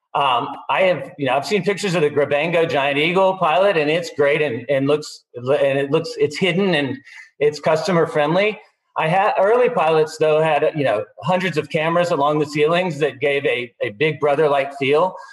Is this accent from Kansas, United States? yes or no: no; Austin, Texas, United States; here in my hometown, Austin